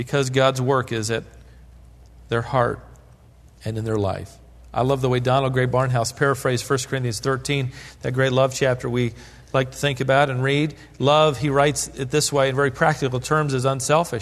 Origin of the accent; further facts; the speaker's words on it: Norfolk, Virginia, United States; as a boy growing up near Ocean View in Virginia, Norfolk, Virginia